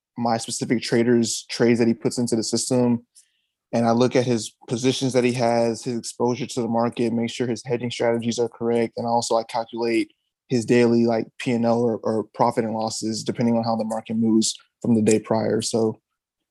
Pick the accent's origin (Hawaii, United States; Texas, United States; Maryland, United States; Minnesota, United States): Texas, United States; Houston; I'm actually born and raised out of Houston. So I've grew up here all my life. I grew up in the, I would say like the Cypress Katy area